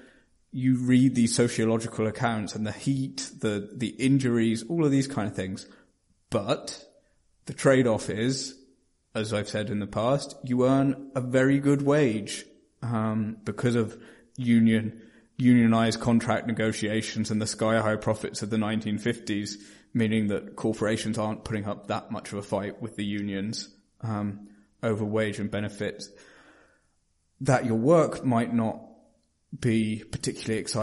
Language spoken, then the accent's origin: English; Norwich, East of England, United Kingdom; Norwich, to mention my hometown